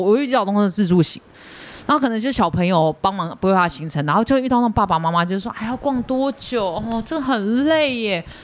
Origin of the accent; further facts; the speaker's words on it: Taiwan; 我是台湾人